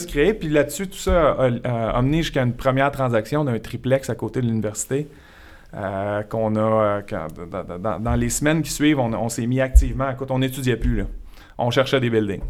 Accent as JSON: {"language": "French", "area": "Montreal region", "region": "Quebec", "country": "Canada", "tie": "born or raised there", "also_born_or_lived": "Sherbrooke, Quebec", "said": "un gars originaire de Sherbrooke, resté là jusqu'à 7 ans. Ensuite de ça, mon père a un travail à Montréal, donc on s'est envenu dans la région de Montréal"}